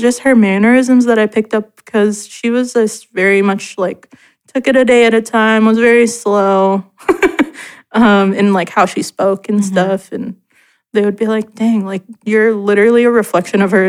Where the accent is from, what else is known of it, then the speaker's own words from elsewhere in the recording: Portland, Oregon, United States; also born or lived in Gladstone, Oregon; I've been born and raised in Portland my whole life